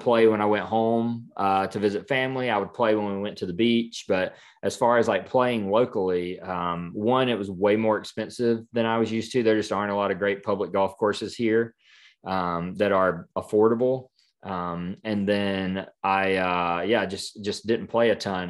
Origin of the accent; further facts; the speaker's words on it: Clinton, South Carolina, United States; moved away as an adult; also born or lived in Greenwood, South Carolina; now in Franklin, United States; born and raised in South Carolina, so near Greenville, small, small town called Clinton